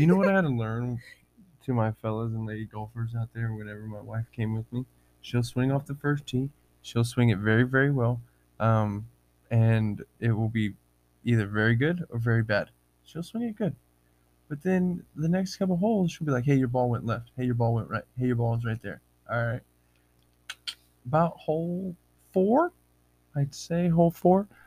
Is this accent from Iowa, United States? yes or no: no; Texas, United States; moved away as an adult; now in Washington State, United States; I'm from Texas